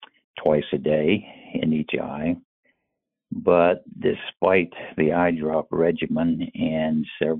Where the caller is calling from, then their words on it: Raleigh, North Carolina, United States; I am calling from Raleigh, North Carolina.